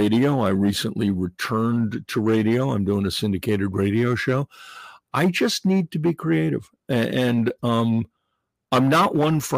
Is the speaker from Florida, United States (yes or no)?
no; New York, United States; I grew up in New York, so my grandfather would take me to the old Yankee Stadium